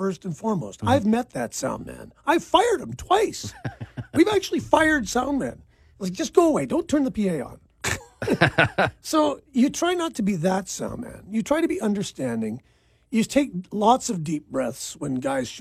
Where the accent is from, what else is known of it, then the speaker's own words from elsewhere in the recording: Victoria, British Columbia, Canada; I'm from Victoria. I was born in St. Joseph's Hospital